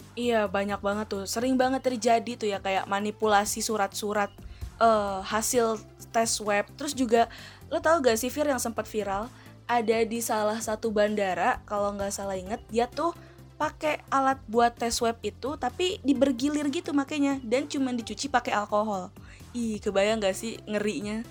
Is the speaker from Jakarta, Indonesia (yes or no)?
yes; Betawi, Jakarta, Indonesia; Gue juga orang Betawi